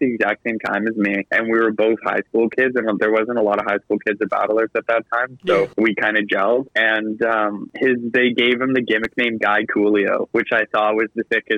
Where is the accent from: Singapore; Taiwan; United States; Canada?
Canada; I'm from Canada